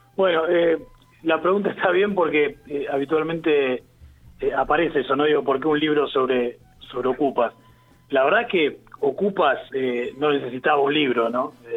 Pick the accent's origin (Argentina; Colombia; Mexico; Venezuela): Argentina; Quilmes, Buenos Aires Province; yo soy de Quilmes